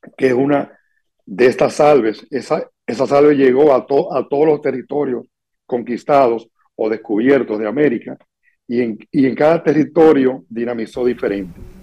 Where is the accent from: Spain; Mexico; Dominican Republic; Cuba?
Dominican Republic